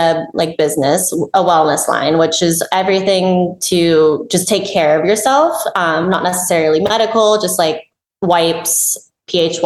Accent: Bay Area, California, United States; I grew up in Bay Area

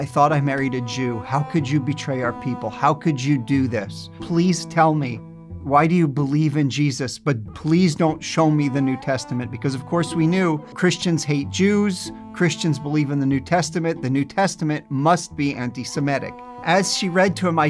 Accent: New Jersey, United States; I grew up in New Jersey, very well aware of our Jewish identity

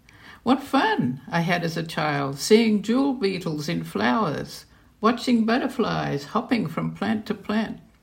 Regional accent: Queensland, Australia; moved away; also born or lived in London; Well, I grew up in Australia. I'm fourth generation Australian, and of course, my parents' garden was in a subtropical area in Queensland

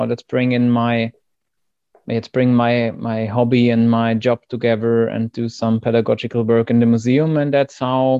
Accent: East Germany, Germany; English is a second language; moved away as an adult; now in Hamburg, Germany; I grew up in East Germany

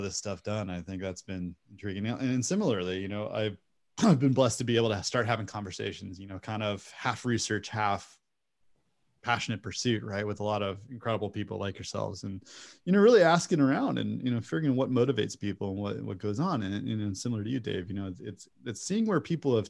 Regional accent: United States; as an American, I also have the juxtaposition of American-based education systems

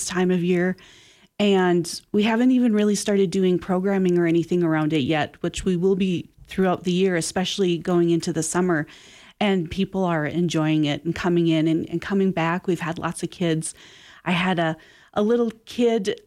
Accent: North Dakota, United States; now in Sheridan, United States; I'm from North Dakota, and I have family who send me pictures of what's going on there

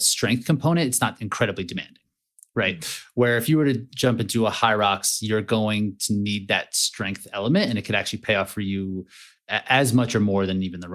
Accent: Easton, Pennsylvania, United States; now in Colorado, United States; I live in Colorado now, and I grew up in like Eastern Pennsylvania

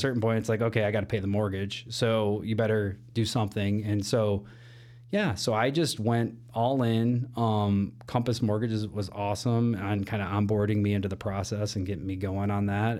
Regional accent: Elgin, Illinois, United States; moved away as an adult; now in Chicago, United States; born and raised Elgin, Illinois

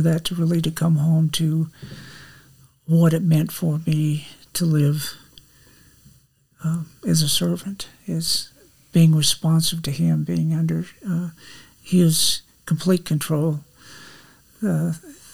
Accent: Wheat Ridge, Colorado, United States; moved away as an adult; now in Texas, United States; Was raised in Wheat Ridge, just west of Denver

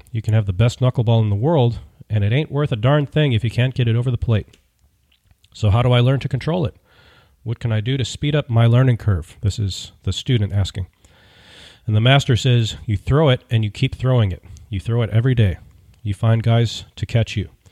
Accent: United States; I'm an American

